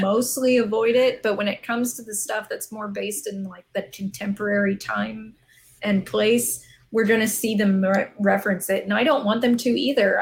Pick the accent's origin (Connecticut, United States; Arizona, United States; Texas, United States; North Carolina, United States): Arizona, United States; I'm from the Southwest. I've lived in Arizona almost my entire yeah. life. I grew up here.